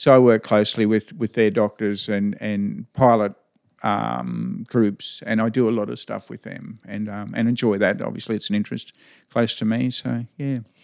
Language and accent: English; Chinchilla, Queensland, Australia; now in Winton, Australia; I was born just, uh, in Chinchilla Hospital, so I was primarily around Chinchilla, Jindawi, uh, that area when I was younger.